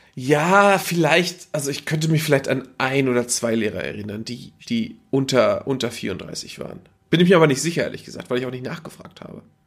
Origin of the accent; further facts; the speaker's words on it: Northern Germany, Germany; moved away; ich war aus dem Norden